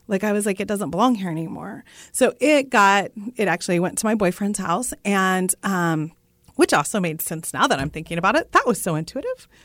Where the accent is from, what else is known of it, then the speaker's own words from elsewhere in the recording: Russell, Kansas, United States; my hometown of Russell, Kansas